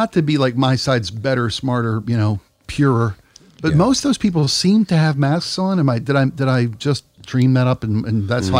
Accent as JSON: {"language": "English", "town": "Pittsburgh", "region": "Pennsylvania", "country": "United States", "said": "I was actually from Pittsburgh, from Western, from the steel belt of Western Pennsylvania."}